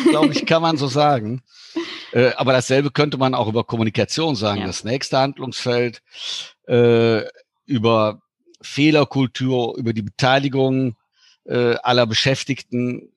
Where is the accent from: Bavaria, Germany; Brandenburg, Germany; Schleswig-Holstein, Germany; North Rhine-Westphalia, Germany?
North Rhine-Westphalia, Germany; Cologne; moved away; also born or lived in Luxembourg; ich bin gebürtiger Kölsche